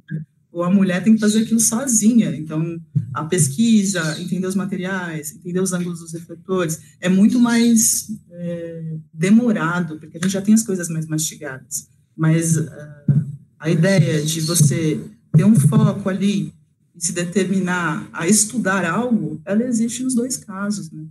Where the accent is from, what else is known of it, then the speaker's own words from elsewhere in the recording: Osasco, São Paulo, Brazil; eu sou de Osasco, uma cidade de zona metropolitana, periferia de São Paulo